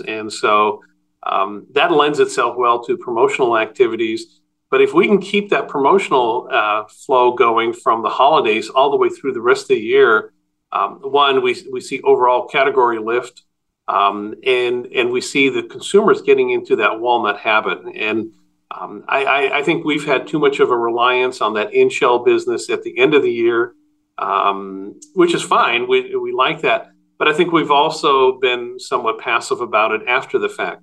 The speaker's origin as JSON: {"language": "English", "country": "Netherlands", "tie": "born or raised there", "moved": "yes", "said": "I was born in Holland and my family ran a really small neighborhood produce store"}